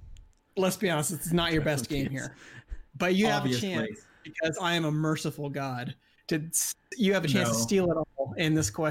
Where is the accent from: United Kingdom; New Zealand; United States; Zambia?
New Zealand; We're both from New Zealand.